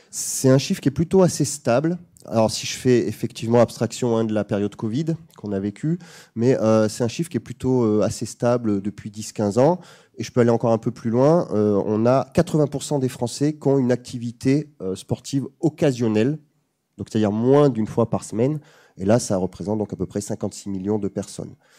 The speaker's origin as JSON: {"language": "French", "town": "Bayonne", "region": "Nouvelle-Aquitaine", "country": "France", "said": "je viens de Bayonne"}